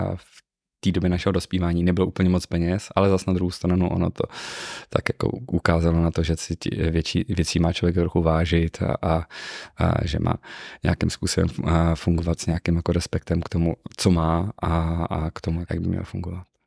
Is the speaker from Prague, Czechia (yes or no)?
no; Ústí nad Labem, Ústí nad Labem Region, Czechia; Já jsem měl to štěstí, že jsem nebyl to typický městský dítě, sice jsem z Ústí nad Labem, ale z tak okrajové části, která je obrostlá lesem všude kolem